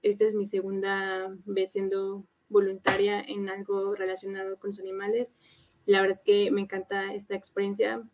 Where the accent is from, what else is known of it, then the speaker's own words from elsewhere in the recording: Mexico City, Mexico; soy de Ciudad de México